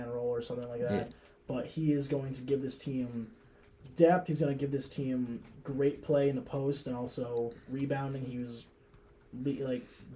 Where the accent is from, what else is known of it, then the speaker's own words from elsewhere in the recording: next to St. Rose, New York, United States; now in Oswego, United States; St. Rose, which is right next to my hometown